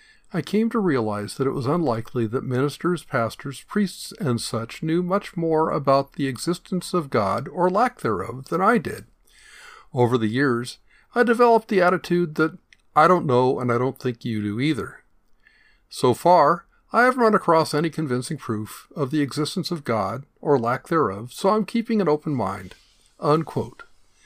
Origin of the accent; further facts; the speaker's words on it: Long Beach, California, United States; born there; So that's how I was born in Long Beach, but I've never actually lived in Long Beach.